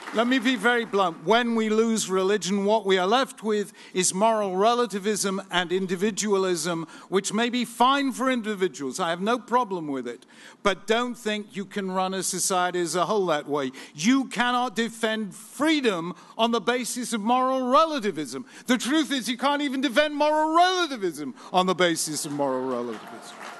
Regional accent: England, United Kingdom; as an Englishman

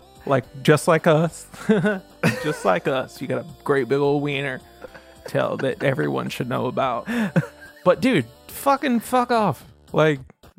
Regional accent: the South, United States; I'm from the South where people think being gay is a choice.

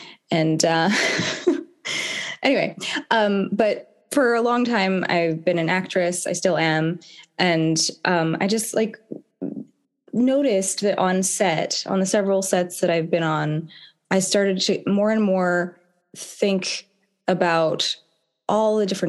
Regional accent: Carmel, California, United States; also born or lived in Florida; My mom, we moved from Florida, a farm in Florida, to Carmel because my mom got a job at the Naval Postgraduate School

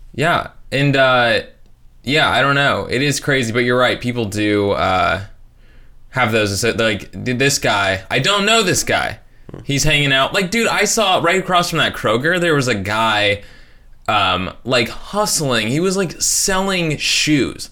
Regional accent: northern Indiana, United States

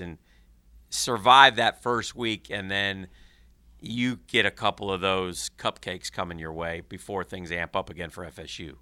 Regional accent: Northeast, United States; now in Jacksonville, United States; I grew up in the Northeast

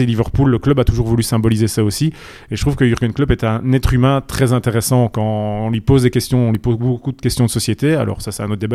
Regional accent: Charleroi, Wallonia, Belgium; Charleroi, ma, ma ville natale

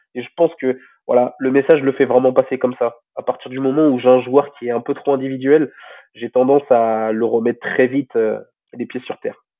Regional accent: Rouen, Normandy, France; also born or lived in Tarbes; je suis issu de Rouen, déjà vraiment de base. Et mon club, c'était la SPTT de Rouen à l'époque

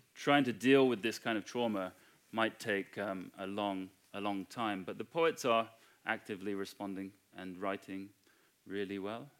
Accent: United Kingdom; I'm white British.

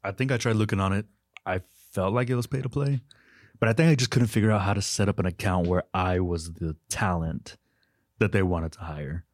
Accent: Winters, Texas, United States; moved away; I'm from Winters, Texas, very small town

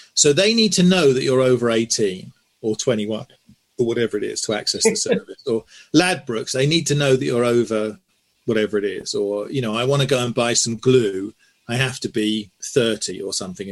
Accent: Swindon, South West England, United Kingdom; when I was growing up in Swindon

